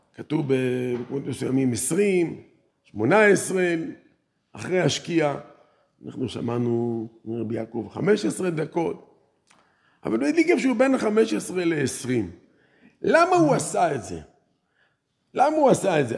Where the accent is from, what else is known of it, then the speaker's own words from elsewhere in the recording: Netanya, Central District, Israel; אני גדלתי בעיר נתניה